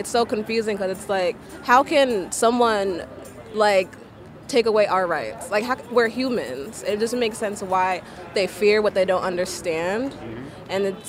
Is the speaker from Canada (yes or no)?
no; Nigeria; now in United States; I'm Nigerian, so in Nigeria, in my country, it is illegal to be gay.